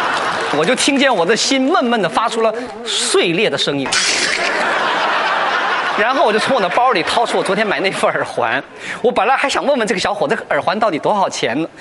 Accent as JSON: {"language": "Chinese", "country": "China", "said": "我说的什么呀？还说我们中国人抠门呢，你们犹太人才是出了名的铁算盘。"}